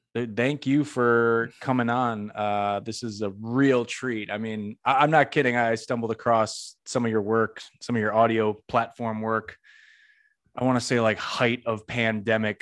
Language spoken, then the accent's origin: English; Northeast, United States; moved away as an adult; now in Florida, United States; I'm from the Northeast